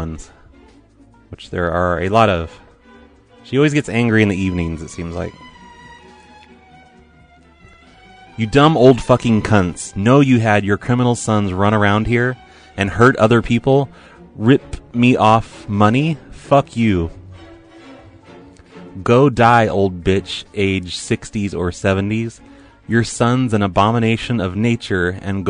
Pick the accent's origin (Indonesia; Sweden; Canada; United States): United States; Oregon; I'm from Oregon